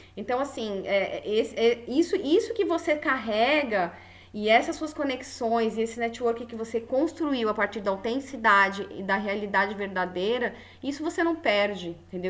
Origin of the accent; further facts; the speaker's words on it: São Paulo, Brazil; now in Florianópolis, Brazil; Eu sou uma forasteira, sou de São Paulo, então eu cheguei aqui em Floripa